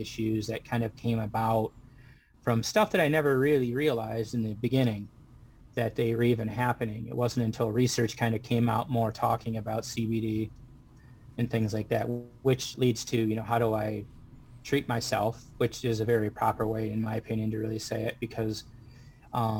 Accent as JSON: {"language": "English", "town": "Waterford", "region": "Michigan", "country": "United States", "said": "I'm from Waterford, Michigan."}